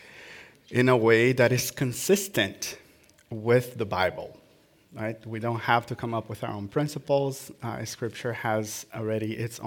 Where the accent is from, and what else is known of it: Brazil; born or raised there